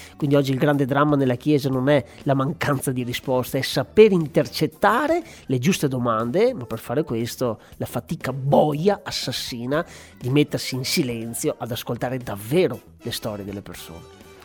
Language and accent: Italian; Asiago plateau, Veneto, Italy; also born or lived in Padua; della mia terra, dell'alto piano di Asiago